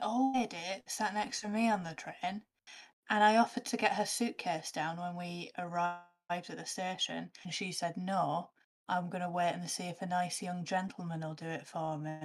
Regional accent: the north of England, United Kingdom; I'm a northerner

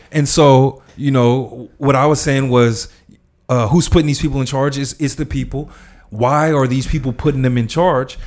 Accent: Los Angeles, California, United States; I grew up in South Central

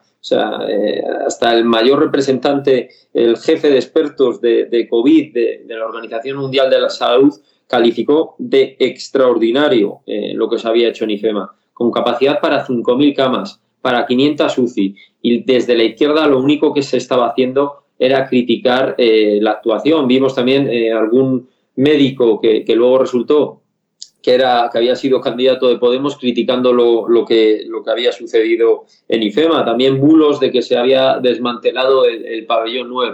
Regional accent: Castile and León, Spain; En Castilla y León, de donde soy yo

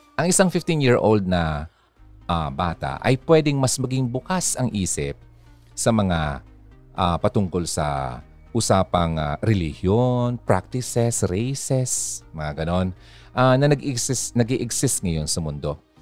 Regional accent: Bicol Region, Philippines; ating mga Bicolanos and Filipinos

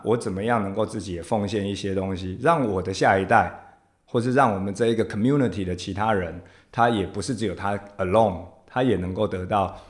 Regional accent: Taiwan; first language Taiwanese Hokkien; Chinese is a second language; 其实我最早，因为我是阿嬷带大的嗯。小孩嗯哼。所以是我最早讲的 这个台语就是我的母语嘛

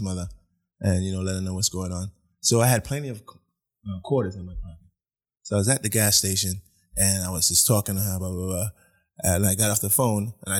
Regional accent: London, United Kingdom; also born or lived in Brooklyn, New York; now in United States; I grew up in England. Yes, I was in boarding school.

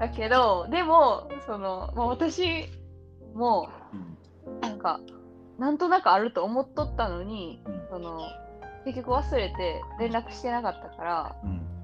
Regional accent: Kansai, Japan; accent: Kansai-ben; 私関西弁やったんで

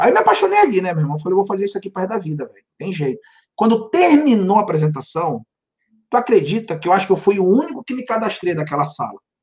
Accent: Pará, Brazil; also born or lived in Santarém, Pará / Belém, Pará; now in Miami, United States; Eu sou natural do Pará, do interior de uma cidade chamada Santarém, e com sete anos eu fui morar numa ilha.

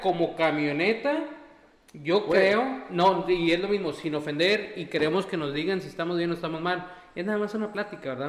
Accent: Valle Hermoso, Tamaulipas, Mexico; moved away as an adult; now in Texas, United States; yo nací acá y me fui con mis papás para allá, para, para Valle y después de eso ya me vine para acá, a la universidad

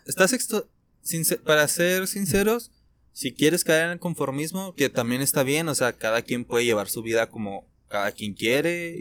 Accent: Mexico; nuestro país, de México

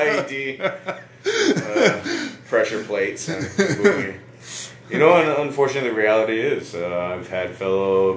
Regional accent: Hawaii, United States; Growing up in Hawaii

